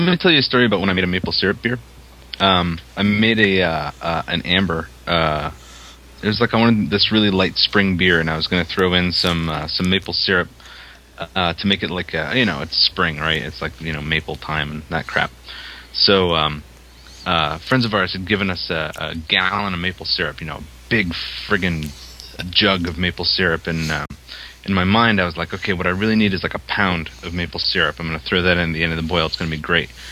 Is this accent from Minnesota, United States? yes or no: no; Maine, United States; I'm from Maine